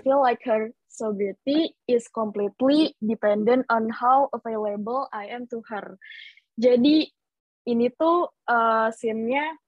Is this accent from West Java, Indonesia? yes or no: yes; Bogor, West Java, Indonesia; moved away as an adult; also born or lived in Curup, Bengkulu; now in Surabaya, Indonesia; pas gue TK tuh pada pindah uh, ngerantau ke Bogor